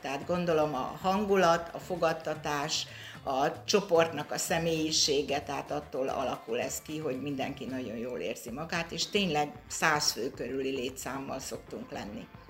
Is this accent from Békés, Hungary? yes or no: yes; Orosháza, Békés, Hungary; én orosházi vagyok